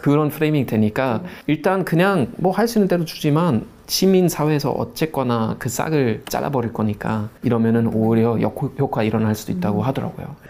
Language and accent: Korean; Germany; moved away